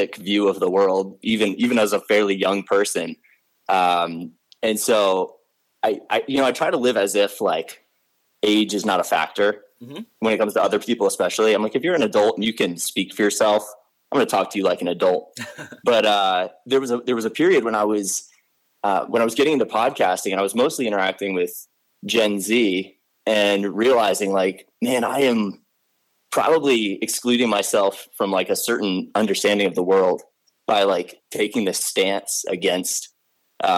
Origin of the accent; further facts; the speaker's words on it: Arlington, Virginia, United States; I grew up in Arlington, Virginia, which is part of what we call Nova